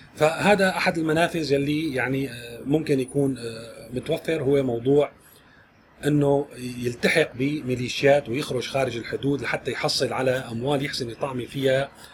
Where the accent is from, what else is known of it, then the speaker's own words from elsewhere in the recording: Syria; إلنا كسوريين